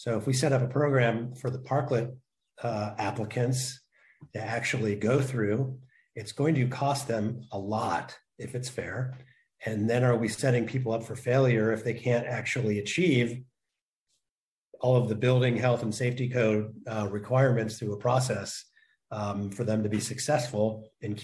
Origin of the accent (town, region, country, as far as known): Oakland, California, United States; born or raised there; also born or lived in Chico / Santa Cruz